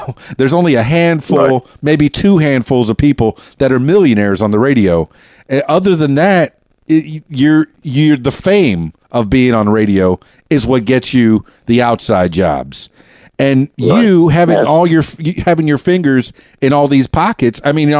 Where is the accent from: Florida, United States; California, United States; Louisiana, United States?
Florida, United States; Miami; now in Conway, United States; You know, I told you I'm from Miami. That's a big, big city, just like Chicago.